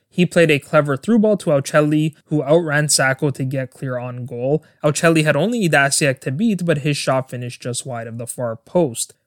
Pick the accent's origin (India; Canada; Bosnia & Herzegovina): Canada; my home country of Canada